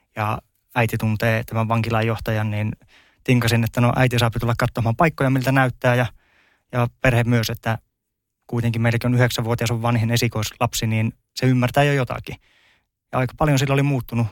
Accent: Ylitornio, Lapland, Finland; accent: Tornio dialect; moved away as an adult; also born or lived in Rovaniemi / Lahti; now in Päijät-Häme, Finland; Elämän ensimmäistä 23 vuotta meni Ylitorniolla, sitten 10 vuotta Rovaniemellä ja sen jälkeen päijät hämheessä

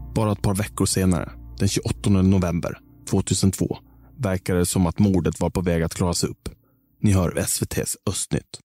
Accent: Visby, Gotland, Sweden; För oss barn som växte upp på Terranova

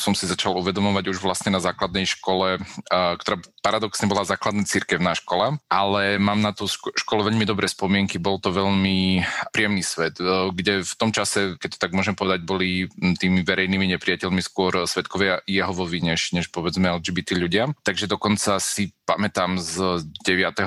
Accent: Spišská Nová Ves, Košice Region, Slovakia; ja som tiež pochádzam zo Spišskej

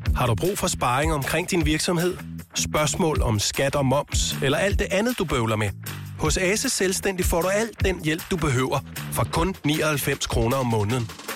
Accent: Funen, Southern Denmark, Denmark; now in Copenhagen, Denmark; Fyn, hvor jeg er opvokset

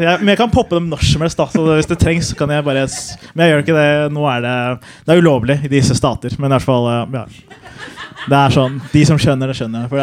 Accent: Somalia; Jeg er … komiker, og jeg er somalier.

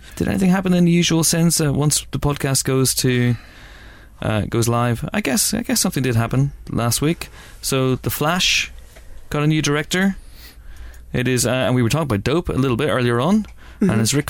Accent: Northern Ireland, United Kingdom; accent: Northern Irish; in case my Northern Irish accent's too strong.

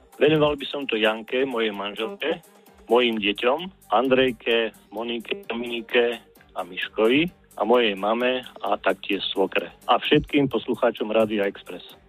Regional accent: Liptovský Mikuláš, Žilina Region, Slovakia; ja pochádzam z Liptovského Mikuláša

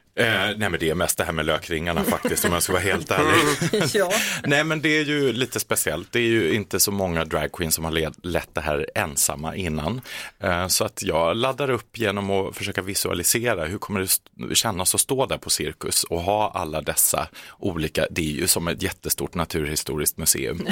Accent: Kalmar, Kalmar County, Sweden; moved away; jag kommer ju från Kalmar från början

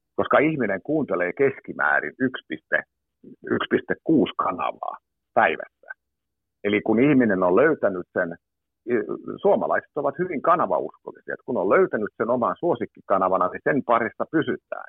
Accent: Tammisaari, Uusimaa, Finland; levytettiinkin Tammisaaresta, kun olen kotoisin

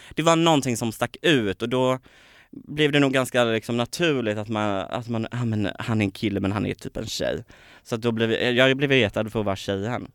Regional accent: Påryd, Kalmar County, Sweden; born or raised there; moved away

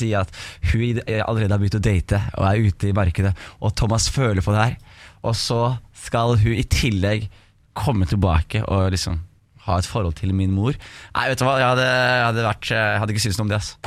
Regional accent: Skien, Telemark, Norway; om oppveksten på Gulset.

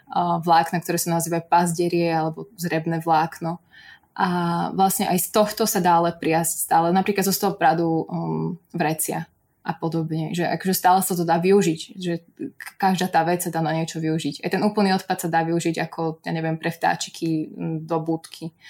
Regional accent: central Slovakia, Slovakia; ale ako som spomínala, ja som zo stredného Slovenska

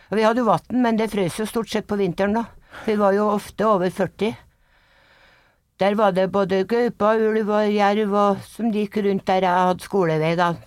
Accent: Grong, Trøndelag, Norway; also born or lived in Dovrefjell / Namsos; Nei, vi flytta fra Dovrefjell. når pappa har fått nok ansiennitet på jernbanen, så flytta vi til Grong tilbake, da. Og pappa bygde hus der.

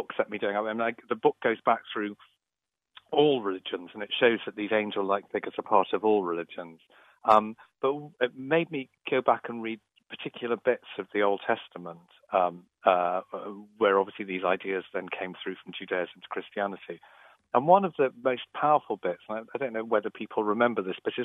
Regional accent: Liverpool, North West England, United Kingdom; I grew up in Catholic Liverpool in the 1970s

